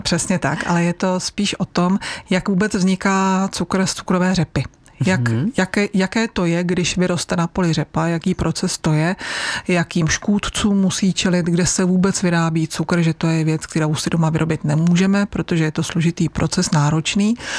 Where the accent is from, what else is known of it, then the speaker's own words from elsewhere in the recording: Pardubice area, Chrudim area, Pardubice Region, Czechia; u nás na Pardubicku, na Chrudimsku